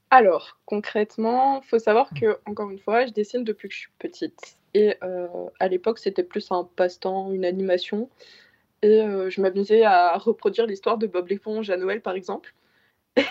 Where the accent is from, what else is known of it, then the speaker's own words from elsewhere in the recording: Belgium; J'ai actuellement 17 ans et je mmh. viens de, de Bertry